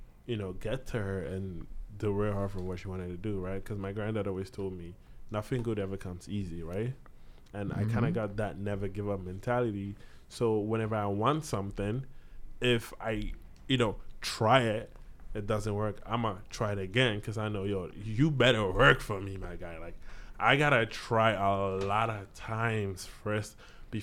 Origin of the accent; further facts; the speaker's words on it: Nigeria; now in Hamilton, Canada; growing up in Nigeria and coming here